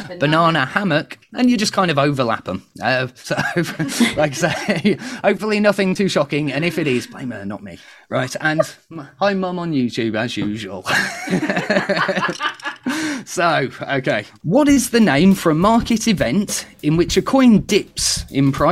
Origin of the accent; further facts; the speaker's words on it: United Kingdom; me being very British